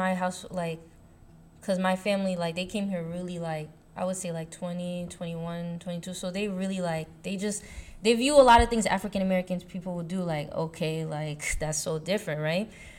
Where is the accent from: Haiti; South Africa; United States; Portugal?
Haiti; And my accent is not that strong, so it's just like. I feel like black is like, okay, yeah, I'm a black person, but I'm Haitian.